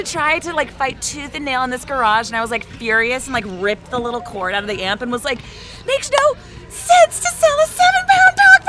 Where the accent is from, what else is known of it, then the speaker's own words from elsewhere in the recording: San Diego, California, United States; now in Los Angeles, United States; I grew up in San Diego.